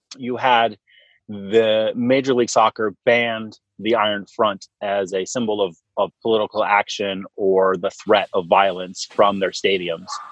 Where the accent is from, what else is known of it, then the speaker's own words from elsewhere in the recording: San Jose, California, United States; moved away; also born or lived in Portland; I'm from San Jose originally